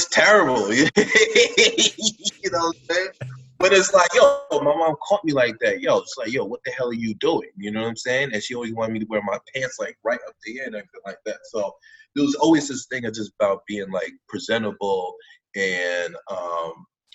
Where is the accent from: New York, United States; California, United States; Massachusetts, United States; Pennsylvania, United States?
New York, United States; New York City; growing up in New York at this time